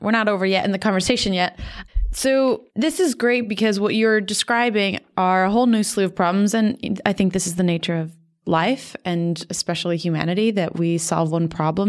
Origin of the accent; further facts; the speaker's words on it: Miami, Florida, United States; moved away; I'm from Miami, Florida originally, so ground zero for sea level rise freaks me out.